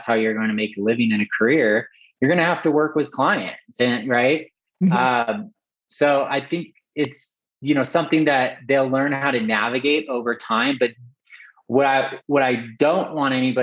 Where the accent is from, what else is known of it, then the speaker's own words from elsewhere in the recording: Southern California, United States; I grew up in Southern California, and I always was exposed to art and culture. I grew up in a town right outside, like, you know, just inland of Malibu